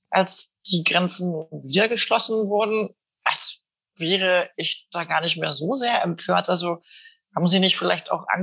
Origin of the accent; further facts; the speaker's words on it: East Germany, Germany; ich stamme aus dem Osten Deutschlands.